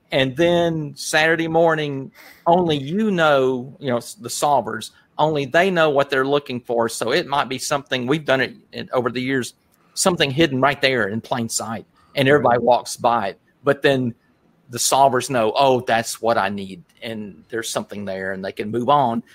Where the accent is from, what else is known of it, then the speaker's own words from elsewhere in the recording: Rome, Georgia, United States; we're from Rome, of course, and uh, we're in Northwest Georgia